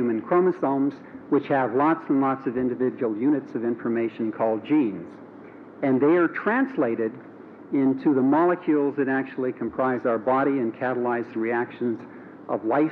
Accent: Montana, United States; moved away as an adult; I grew up in Montana, went to high school in a town that had less than 3,000 people

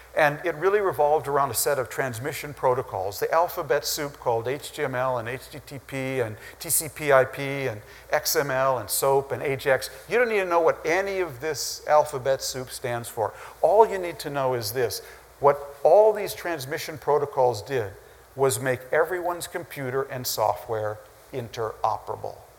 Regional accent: Minnesota, United States; growing up in Minnesota

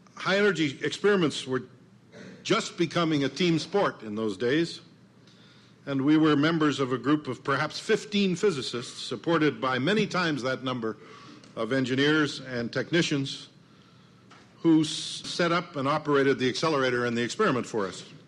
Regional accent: Medicine Hat, Alberta, Canada; moved away; I was visiting my hometown. It's a little town on the prairies, Canadian prairies, called Medicine Hat

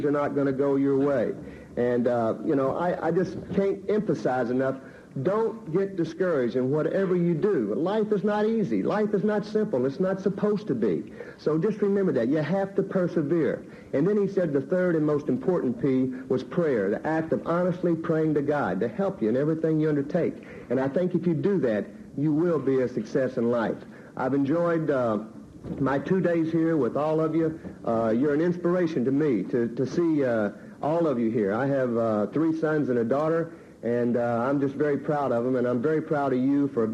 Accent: Little Rock, Arkansas, United States; growing up in Little Rock, Arkansas

